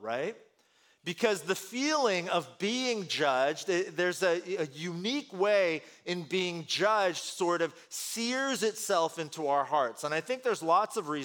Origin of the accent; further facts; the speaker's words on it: Bay Area, California, United States; first language Korean; English is a second language; also born or lived in Korea; I'm an immigrant child. I moved here to the States, here to California, here to the Bay Area when I was really young